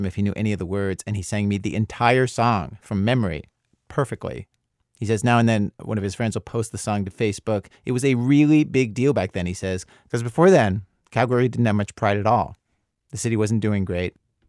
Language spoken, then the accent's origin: English; Baltimore, Maryland, United States; I grew up in Baltimore